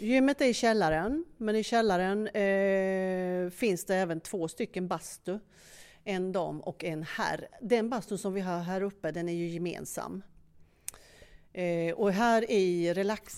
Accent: Norrköping, Östergötland, Sweden; moved away as an adult; now in Skåne, Sweden; Jag är från Norrköping egentligen men flyttade ner till Skåne för över 30 år sedan och det är där jag bor

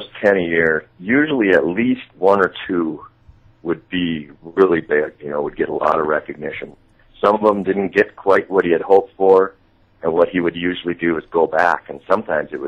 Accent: Great Falls, Montana, United States; born or raised there

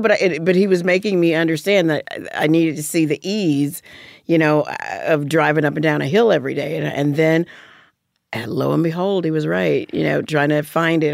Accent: Alabama, United States; moved away; growing up in Alabama

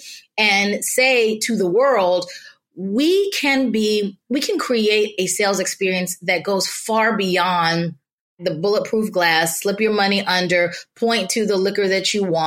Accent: Nashville, Tennessee, United States; moved away; growing up in Nashville

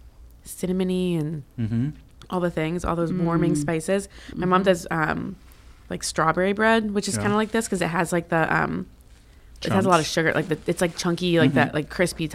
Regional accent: Maryland, United States; I'm from Maryland

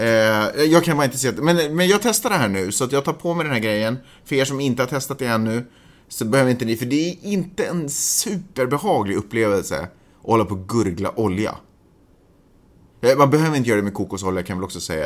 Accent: Sweden; now in Los Angeles, United States; jag är svensk

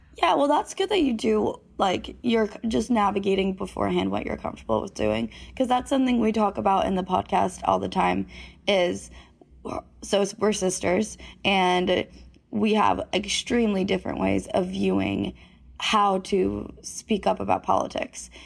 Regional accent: Florida, United States; we grew up in Florida, kind of in a small town

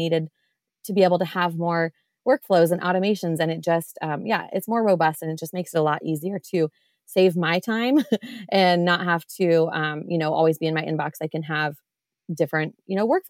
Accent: Iowa, United States; I am from Iowa

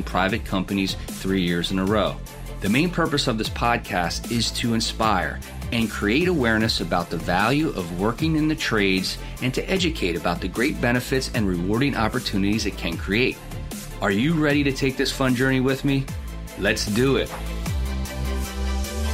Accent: southern Pennsylvania, United States; I'm from South PA

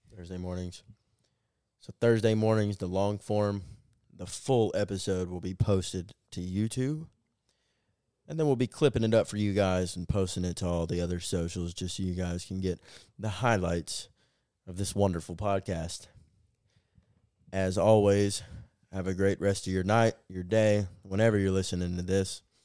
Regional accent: Atlanta, Georgia, United States; my hometown Hawks.

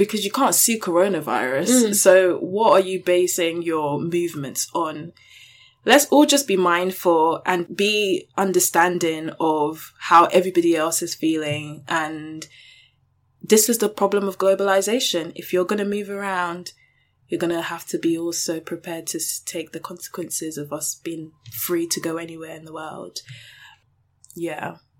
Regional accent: United Kingdom; bitch, I'm British.

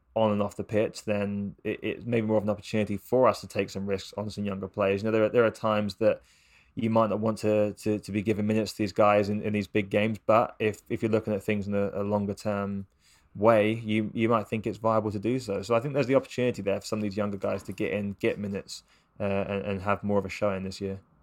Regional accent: England, United Kingdom; as an English person

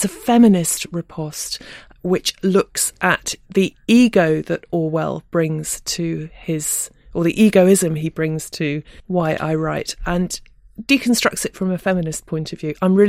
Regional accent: United Kingdom; I am very British

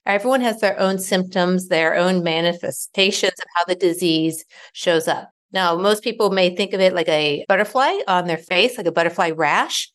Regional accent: Ohio, United States; now in Raleigh, United States; I live in Raleigh, North Carolina, but I was born and raised in Ohio.

